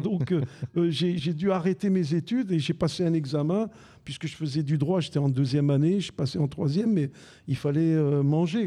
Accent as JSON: {"language": "French", "town": "Besançon", "region": "Bourgogne-Franche-Comté", "country": "France", "tie": "born or raised there", "also_born_or_lived": "Algeria", "moved": "as an adult", "lives_now": "Marseille, France", "said": "J'habitais Besançon dans le Doubs, puisque je suis né en Algérie. Mes parents en 62 sont arrivés à Besançon"}